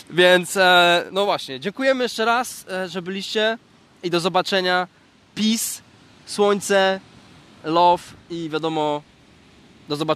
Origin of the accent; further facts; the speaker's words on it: Poznań, Greater Poland, Poland; bo ja z Poznania chętnie poznam Cię osobiście